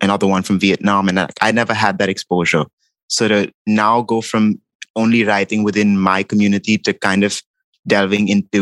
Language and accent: English; Mumbai, Maharashtra, India; moved away as an adult; now in New York, United States; growing up in India